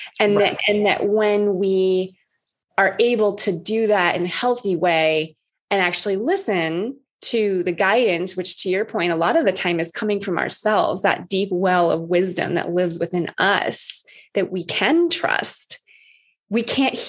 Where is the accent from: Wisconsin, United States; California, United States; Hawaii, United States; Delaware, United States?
Hawaii, United States; Oahu; I'm from Oahu. I'm from Hawaii.